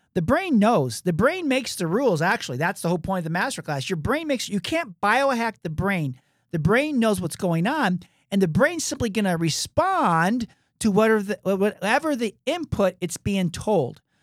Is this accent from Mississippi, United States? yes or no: no; Michigan, United States; moved away as an adult; also born or lived in Atlanta, Georgia; you and I we grew up in Michigan